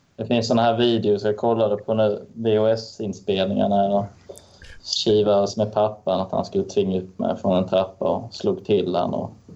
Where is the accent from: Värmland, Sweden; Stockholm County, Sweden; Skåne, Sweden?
Skåne, Sweden; Lund; accent: Skåne dialect, influenced by Närke dialect; Jag är från Lund och sen har jag föräldrar från Örebro, Örebro och från Solna.